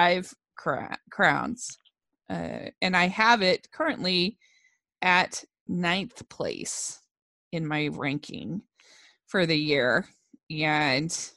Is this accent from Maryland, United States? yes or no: yes; Maryland, United States; I grew up in Maryland